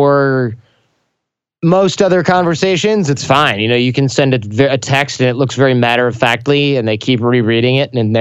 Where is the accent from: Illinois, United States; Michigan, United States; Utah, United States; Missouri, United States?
Michigan, United States; I grew up in Michigan